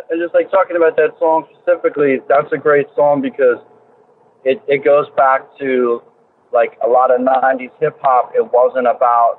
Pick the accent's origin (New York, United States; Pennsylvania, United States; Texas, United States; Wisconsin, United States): Pennsylvania, United States; Philadelphia; moved away as an adult; also born or lived in Boston; Born and raised in Philadelphia, in the city downtown, close to South Street